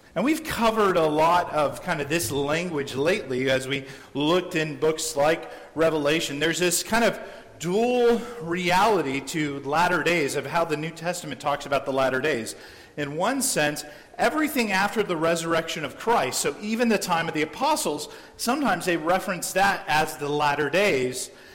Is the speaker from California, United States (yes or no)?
yes; San Diego, California, United States; Growing up in San Diego